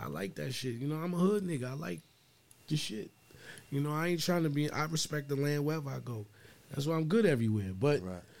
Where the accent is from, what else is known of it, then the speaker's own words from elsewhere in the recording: New York City, New York, United States; moved away as an adult; now in Chicago, United States; I'm just from Harlem